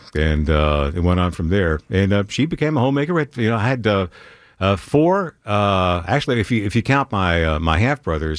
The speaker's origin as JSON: {"language": "English", "town": "Griffin", "region": "Georgia", "country": "United States", "tie": "born or raised there", "also_born_or_lived": "Guam", "said": "I was born at Emory Hospital, grew up in Griffin."}